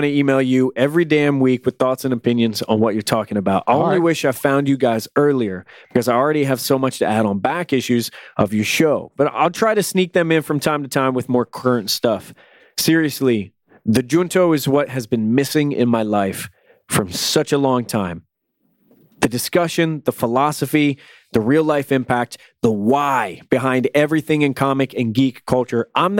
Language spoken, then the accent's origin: English; Toronto, Ontario, Canada; born there; Even though I was born in Toronto, I grew up in a small town without a lot of access to new comics